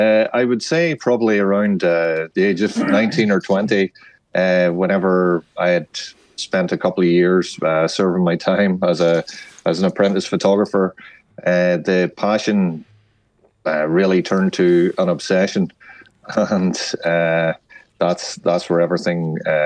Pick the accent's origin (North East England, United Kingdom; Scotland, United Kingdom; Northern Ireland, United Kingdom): Northern Ireland, United Kingdom; There's no getting away from that, because my training ground was literally the north of Ireland during the tail end of the Troubles.